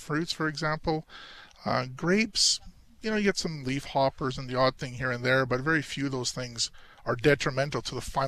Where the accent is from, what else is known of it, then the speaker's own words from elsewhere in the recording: Oliver, British Columbia, Canada; also born or lived in Naramata; I was born and raised in Oliver